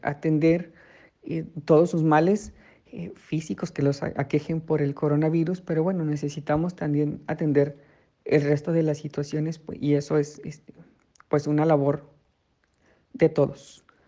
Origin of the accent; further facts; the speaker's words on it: Mexico; nos ha caracterizado por años como mexicanos